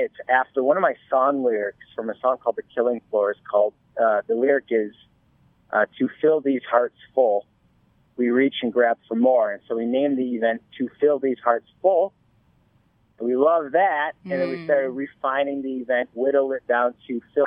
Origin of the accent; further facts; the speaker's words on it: Chicago, Illinois, United States; moved away as an adult; also born or lived in Wisconsin / Los Angeles; I grew up in Chicago, actually. I grew up there